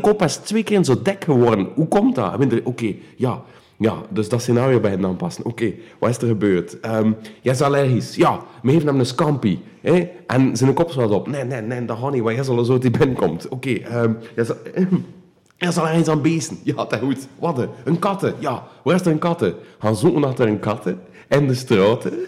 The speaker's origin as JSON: {"language": "Dutch", "area": "Wevelgem", "region": "Flanders", "country": "Belgium", "said": "ik eh, ben van Warvik"}